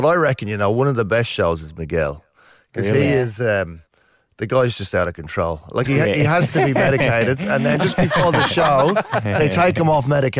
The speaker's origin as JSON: {"language": "English", "country": "Ireland", "said": "I'm Irish."}